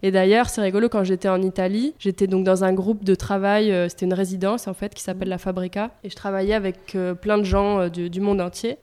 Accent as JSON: {"language": "French", "town": "Marseille", "region": "Provence-Alpes-Côte d'Azur", "country": "France", "tie": "born or raised there", "also_born_or_lived": "Paris / Italy", "said": "quand on est marseillais et provençal entre guillemets"}